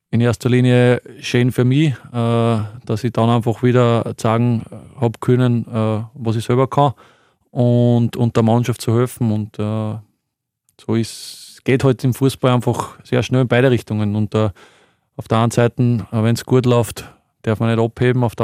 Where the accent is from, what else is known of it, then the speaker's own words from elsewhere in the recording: Linz, Upper Austria, Austria; für mich als, als Oberösterreicher, Linzer, äh, schon ewig beim Verein, auch da alles miterlebt eigentlich, Nachwuchs, Akademie, äh, Regionalliga-Zeit.